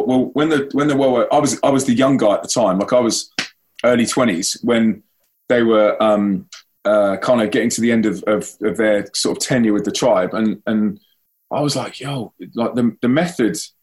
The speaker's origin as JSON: {"language": "English", "region": "London", "country": "United Kingdom", "moved": "as an adult", "lives_now": "Manchester, United Kingdom", "said": "I'm from London."}